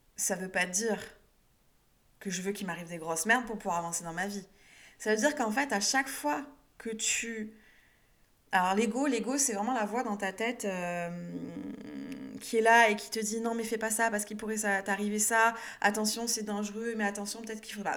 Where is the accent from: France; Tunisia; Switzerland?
France